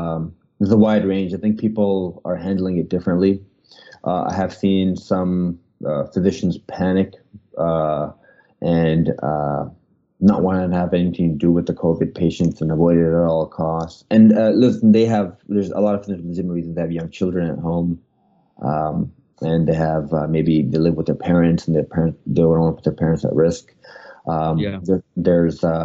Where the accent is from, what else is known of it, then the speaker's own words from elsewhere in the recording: Canada; moved away; also born or lived in Pakistan (parents); I'm from Canada